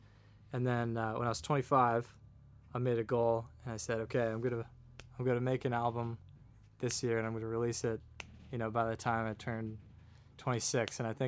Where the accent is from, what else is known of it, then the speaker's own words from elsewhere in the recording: Hinesburg, Vermont, United States; now in South Burlington, United States; I'm from Hinesburg, Vermont.